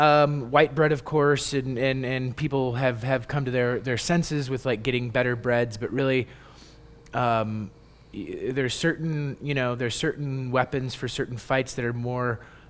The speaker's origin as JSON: {"language": "English", "region": "Colorado", "country": "United States", "tie": "born or raised there", "also_born_or_lived": "Denver / Boulder", "said": "I grew up in Colorado, like the north suburbs, North Glen, Thornton, Westminster, Broomfield."}